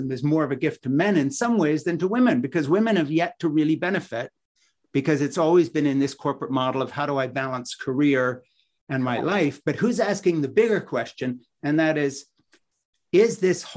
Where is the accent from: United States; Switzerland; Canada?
Switzerland; moved away; the village I grew up in Switzerland